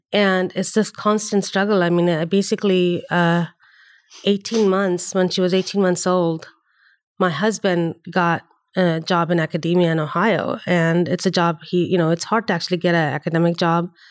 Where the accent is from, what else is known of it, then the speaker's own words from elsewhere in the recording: Chennai, Tamil Nadu, India; moved away as an adult; also born or lived in Delhi, India; now in United States; I grew up in India, uh, and even within India, I had, I grew up, uh, half of my schooling was in the south, uh, Chennai, where my, where I'm from, um, and half of it was in Delhi